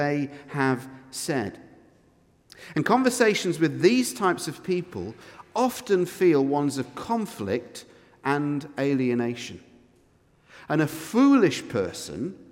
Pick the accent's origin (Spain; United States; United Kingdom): United Kingdom; now in Edinburgh, United Kingdom; we're British, because we live in Edinburgh